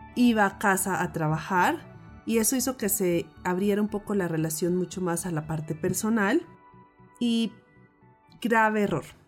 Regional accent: Pasto, Nariño, Colombia; crecí en Pasto, donde la cultura es muy desconfiada.

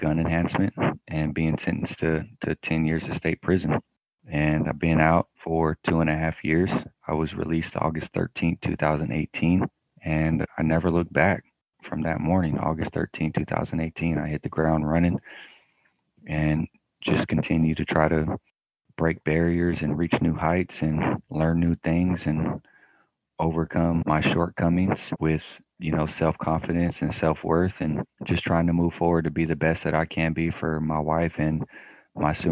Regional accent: Sacramento, California, United States; I am born and raised in Sacramento, California.

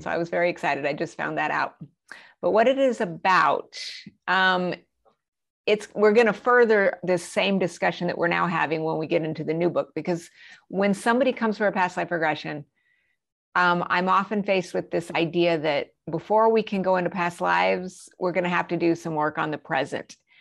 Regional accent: New Mexico, United States; also born or lived in Colorado Springs, Colorado; I grew up in New Mexico, but we also lived in Colorado Springs.

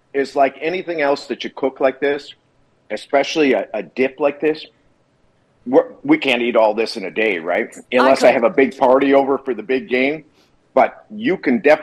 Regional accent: Wisconsin, United States; now in California, United States; I grew up in Wisconsin, live in California

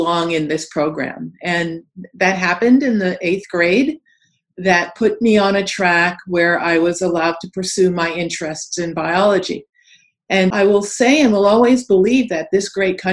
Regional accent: New York City, New York, United States; growing up in Queens Village, New York

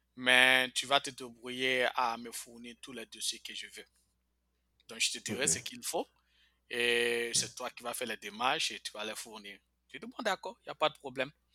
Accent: Bouaké, Vallée du Bandama, Côte d’Ivoire; moved away as an adult; also born or lived in Mbengue / Korhogo; now in United States; J'ai fait toute mon enfance à Boaké

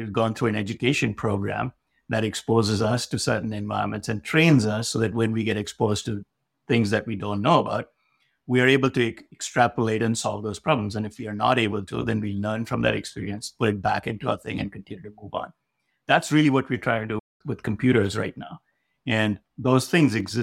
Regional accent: India; moved away as an adult; also born or lived in Delhi, India / Madison, Wisconsin, United States; now in United States; I was born in India, spent my formative years back there

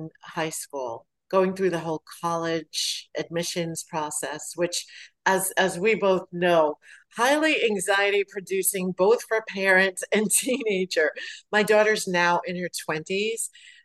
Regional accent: New York City, New York, United States; growing up in Brooklyn

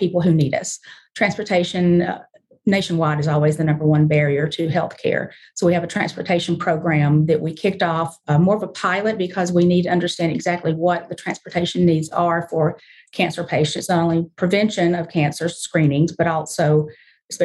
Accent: the South, United States; now in Memphis, United States; I was raised way deep in the South

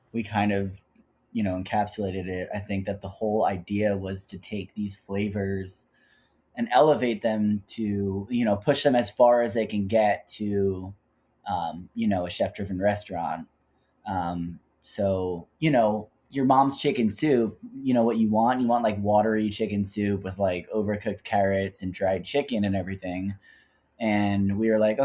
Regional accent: New Jersey, United States; I'm just from Jersey with a crazy Jewish mom

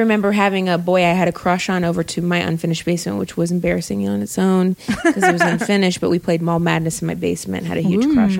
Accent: Ohio, United States; I grew up in Ohio

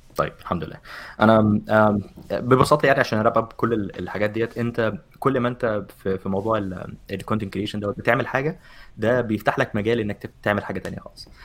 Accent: Egypt; moved away; كواحد مصري

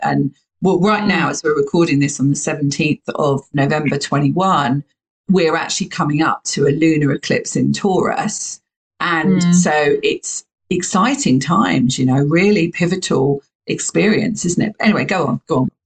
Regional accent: United Kingdom; you can hear my accent. I'm from the UK

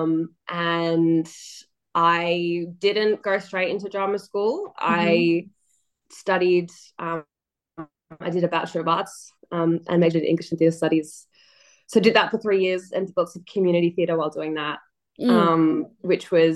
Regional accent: Melbourne, Victoria, Australia; Born and raised in Melbourne. So lived pretty much my whole life here.

